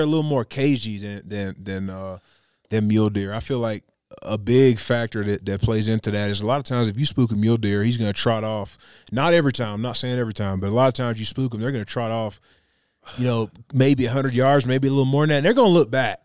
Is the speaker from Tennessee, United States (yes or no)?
yes; Tennessee, United States; moved away as an adult; now in Colorado, United States; growing up in Tennessee